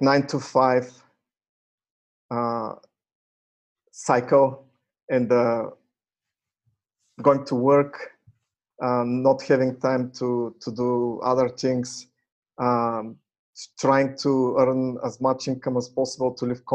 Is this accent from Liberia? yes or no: no; Bulgaria; moved away as an adult; also born or lived in United States / Canada; I was born in Bulgaria and graduated there in a technical university, computer science. And after I graduated, I left for the US